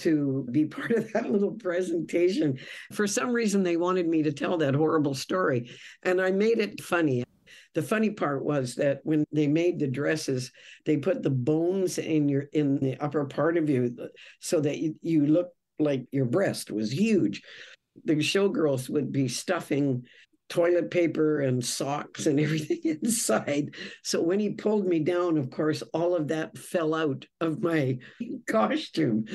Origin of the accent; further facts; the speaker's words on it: Victoria, British Columbia, Canada; We're both from Victoria